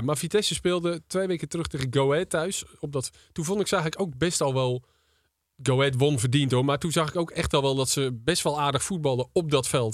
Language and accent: Dutch; Volendam, North Holland, Netherlands; also born or lived in Leiden; de club is waar ik ben opgegroeid